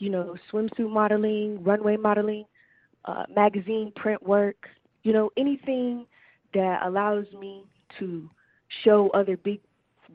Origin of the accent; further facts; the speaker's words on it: Georgia, United States; now in Grand Rapids, United States; I'm from Georgia